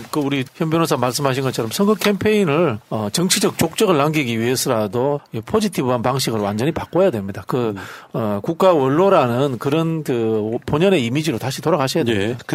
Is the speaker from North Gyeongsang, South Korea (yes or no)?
yes; North Gyeongsang, South Korea; 제가 경북 도민 출신인데